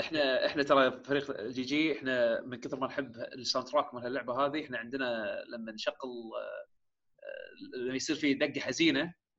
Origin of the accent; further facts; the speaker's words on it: Kuwait; عندنا بالكويت